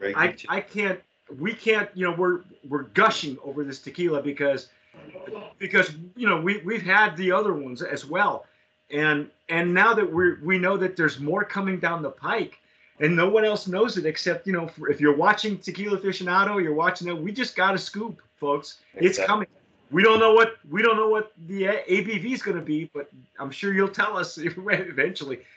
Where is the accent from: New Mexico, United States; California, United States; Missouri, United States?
California, United States; Southern; moved away; also born or lived in San Antonio, Texas; I grew up in Southern California, and I moved away for years